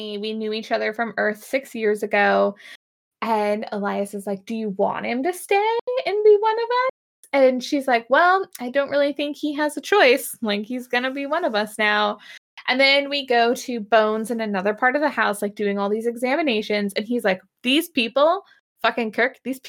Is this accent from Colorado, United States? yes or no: no; Sedro-Woolley, Washington, United States; I grew up in Cedar Woolley